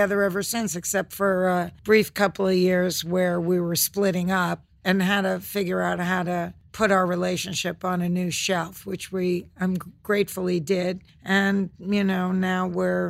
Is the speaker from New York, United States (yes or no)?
yes; New York City, New York, United States; I was raised in Flushing, Queens, in a town called Kew Garden Hills.